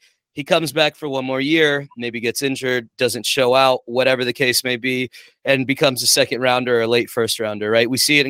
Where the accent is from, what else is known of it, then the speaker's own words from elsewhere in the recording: the Bay Area, California, United States; moved away; I'm from the Bay